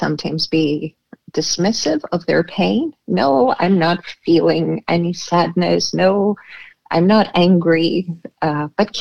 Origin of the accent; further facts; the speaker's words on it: Canada; also born or lived in Boston, United States / Crete, Greece; now in Denmark; Being Canadian myself